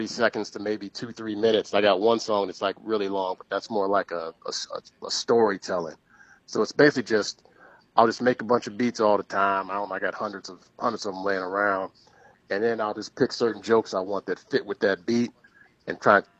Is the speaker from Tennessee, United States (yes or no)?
no; Chicago, Illinois, United States; grew up on South Side Chicago, around 48th and King Drive, 63rd and Stony Island